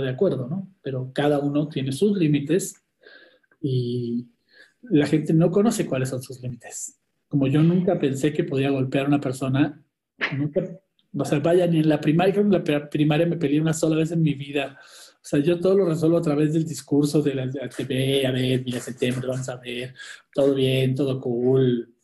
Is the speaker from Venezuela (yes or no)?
no; Chile; soy escritor chileno